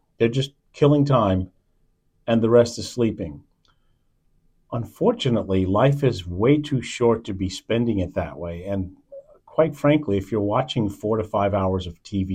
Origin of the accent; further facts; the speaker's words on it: New York City, New York, United States; moved away; I was born in Manhattan.